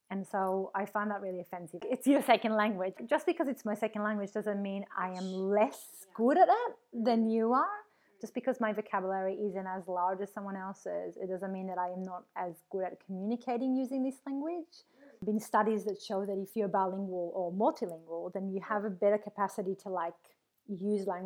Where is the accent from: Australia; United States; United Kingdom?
Australia; Melbourne, Victoria; exactly. I'm from Melbourne.